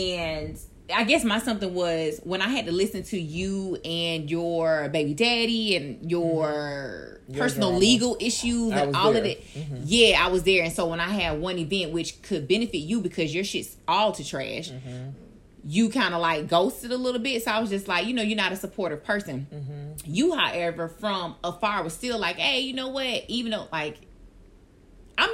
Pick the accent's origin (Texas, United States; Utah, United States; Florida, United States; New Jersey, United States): Florida, United States; Orlando; I was from Orlando, and I was in the magnet program